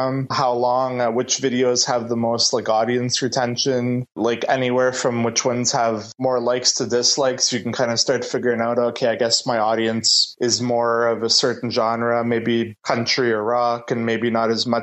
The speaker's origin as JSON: {"language": "English", "town": "Bathurst", "region": "New Brunswick", "country": "Canada", "tie": "born or raised there", "moved": "as an adult", "lives_now": "Moncton, Canada", "said": "I'm from Bathurst"}